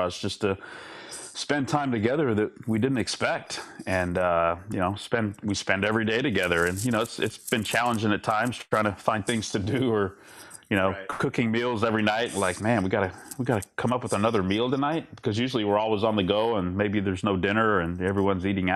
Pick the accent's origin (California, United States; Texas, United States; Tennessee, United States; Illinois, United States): Texas, United States; Pasadena; also born or lived in Houston, Texas; So when we came over to this country, I was really little. We settled in Pasadena